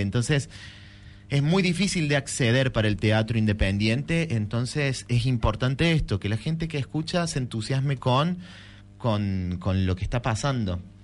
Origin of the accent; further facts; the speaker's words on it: Córdoba, Argentina; moved away as an adult; also born or lived in Buenos Aires; yo me fui en el 2003 de Córdoba, volví en el 13, 2013